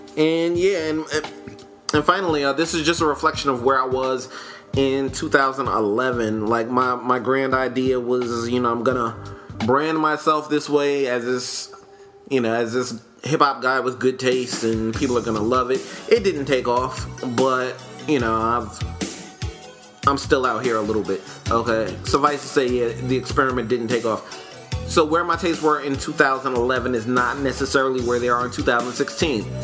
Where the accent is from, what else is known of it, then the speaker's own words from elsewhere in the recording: New York, United States; I do have a decidedly East Coast bias. I'm from New York